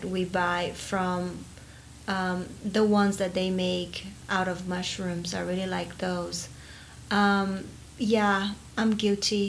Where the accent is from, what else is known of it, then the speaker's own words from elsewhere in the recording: Fortaleza, Ceará, Brazil; moved away as an adult; now in United States; I was born in Fortaleza and raised there as well. Came to the U.S., I think I was 20